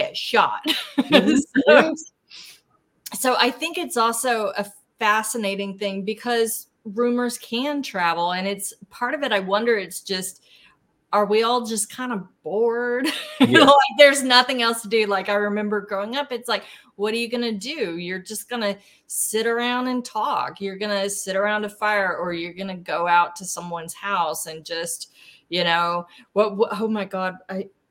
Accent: Fort Chaffee, Arkansas, United States; my hometown at Fort Chaffee

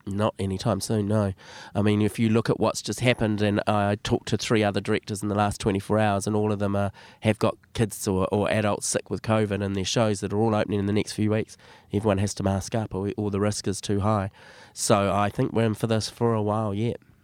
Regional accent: Auckland, New Zealand; Born and bred in Auckland, grew up in most of my life in West Auckland

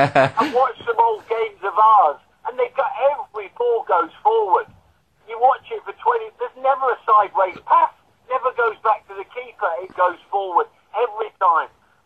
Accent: Leeds, Yorkshire and the Humber, United Kingdom; born there; also born or lived in London / Bracknell; Yeah, I was a mad Leeds United fan. I was born in Leeds, my dad was a Leeds season ticket holder, yeah, that was my club.

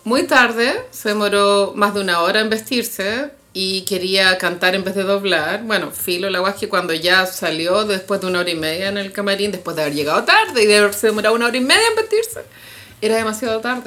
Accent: Chile; nuestra identidad como chilenos

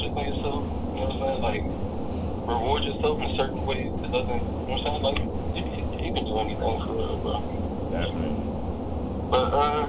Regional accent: Takoma Park, Maryland, United States; growing up in Tacoma Park

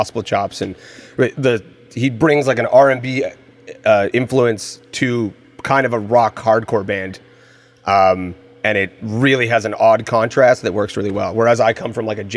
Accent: Calgary, Alberta, Canada; moved away; I'm from Calgary originally

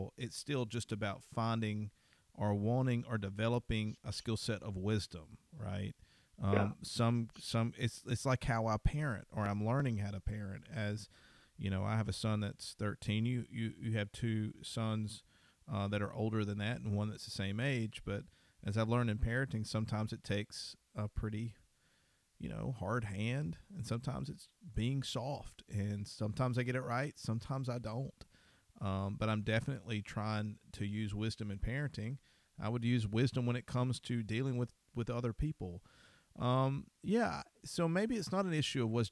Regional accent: Deep South, United States; I grew up in the Deep South

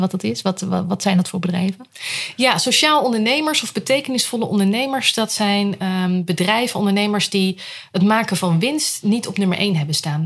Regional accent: Rotterdam, South Holland, Netherlands; moved away as an adult; now in Huizen, Netherlands; geboren in Rotterdam. Ik had het heel belangrijk om erbij te zeggen. Dat is deel van mijn identiteit.

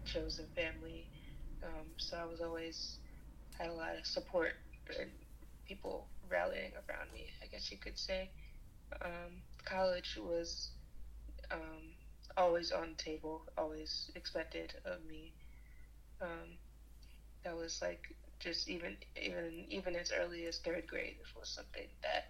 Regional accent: New York City, New York, United States; I am from New York, from Brooklyn, New York, born and raised

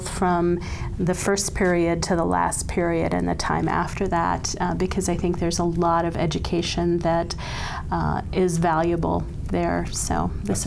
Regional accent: Iowa, United States; moved away as an adult; now in Brookings, United States; I grew up in Iowa and did my undergrad and medical school training at the University of Iowa, and then came to Brookings

